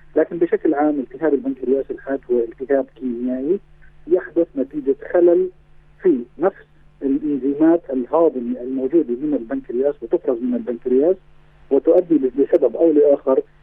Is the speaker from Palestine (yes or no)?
yes; Palestine; عندنا في فلسطين